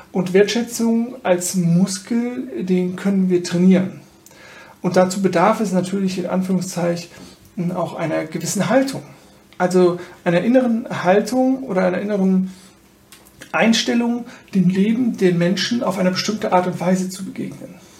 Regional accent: Germany; besonders als Deutsche

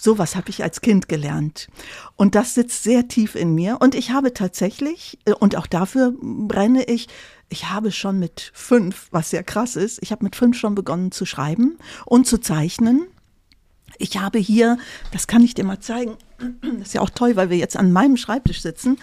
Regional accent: Tecklenburger Land, North Rhine-Westphalia, Germany; accent: Plattdeutsch; now in Cologne, Germany; Ich komme aus dem Tecklenburger Land

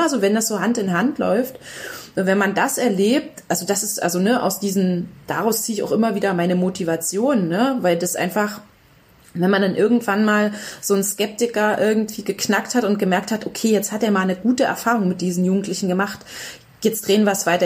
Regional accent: Upper Lusatia, Saxony, Germany; moved away as an adult; ich komme ursprünglich aus der Oberlausitz, ne? Aus einem Ort

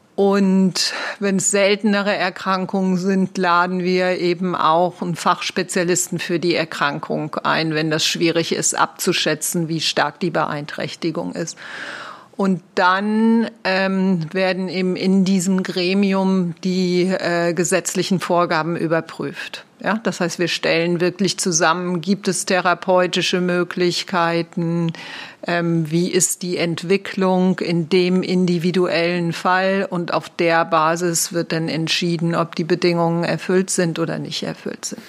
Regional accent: Rhineland, Germany; now in Switzerland; Ich bin Rheinländerin, also sehr lebendig

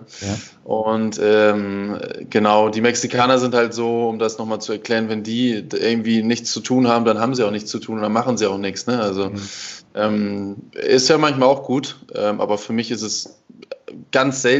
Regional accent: Germany; klar, ich als Deutscher lerne dann hier schon, dass man ab und zu auch mal ein bisschen einfach äh, ja, sich, entspannen, sich entspannen sollte

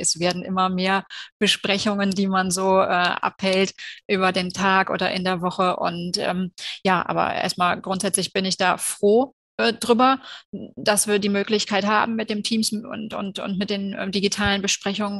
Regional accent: Cologne, North Rhine-Westphalia, Germany; bin ich in Köln geboren, ich lebe in Köln und ich arbeite in Köln

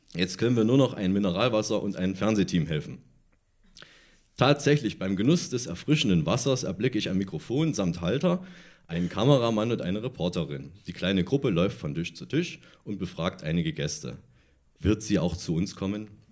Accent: Thuringia, Germany; ich komme aus, aus Thüringen

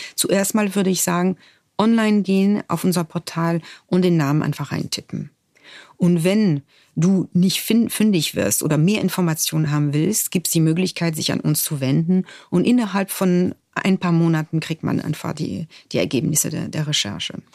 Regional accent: France; German is a second language; moved away as an adult; Ich bin in Frankreich geboren, ich bin Jahrgang 1970 und in einer Gesellschaft geboren

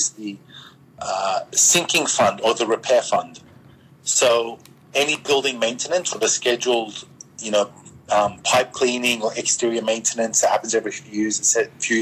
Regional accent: Australia; I'm Australian

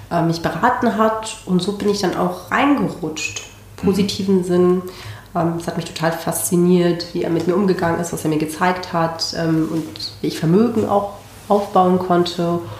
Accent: Barcelona, Catalonia, Spain; born there; geboren bin ich in Barcelona. Ähm, meine beiden Großeltern sind nach Spanien emigriert, einer aus Indien und der andere aus ähm, Bolivien und haben beide äh, spanische Frauen geheiratet.

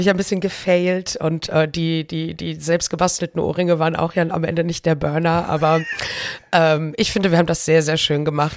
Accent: Cologne, North Rhine-Westphalia, Germany; also born or lived in Brühl; ich bin geboren und aufgewachsen in Köln. Ich habe insgesamt 28 Jahre meines Lebens 28 Jahre meines Lebens da verbracht

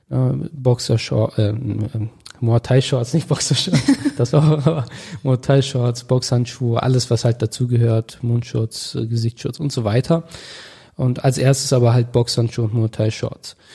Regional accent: Augustdorf, North Rhine-Westphalia, Germany; also born or lived in Detmold; Ich komme aus Augustdorf. Das ist ein Dorf circa 20 Kilometer von Bielefeld entfernt. Dort bin ich aufgewachsen, groß geworden, auch in der Nähe in Detmold ja, geboren.

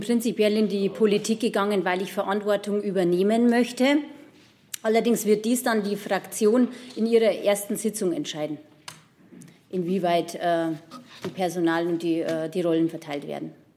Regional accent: Deggendorf, Bavaria, Germany; Ich komme aus der AfD Hochburg Deckendorf.

